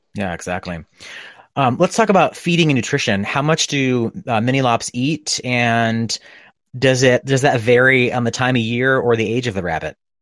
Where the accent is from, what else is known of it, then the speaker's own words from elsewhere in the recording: New England, United States; moved away as an adult; now in California, United States; I grew up in New England